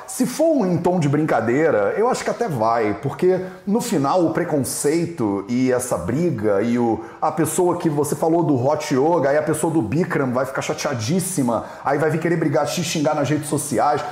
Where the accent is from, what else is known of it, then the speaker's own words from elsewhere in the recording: Rio de Janeiro, Brazil; eu criei, fui criado no Rio de Janeiro